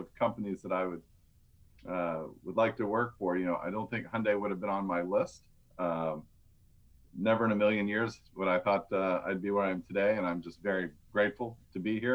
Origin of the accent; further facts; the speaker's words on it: Georgia, United States; moved away as an adult; now in Washington, D.C., United States; work for my hometown congressman, which was Newt Gingrich